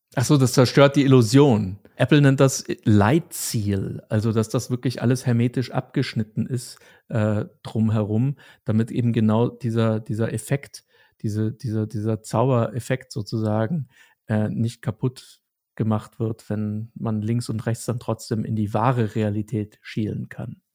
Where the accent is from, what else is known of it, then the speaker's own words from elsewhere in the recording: Germany; Als Deutscher